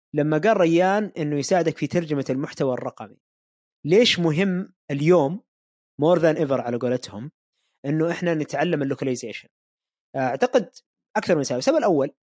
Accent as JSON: {"language": "Arabic", "country": "Saudi Arabia", "said": "عندنا في السعوديه"}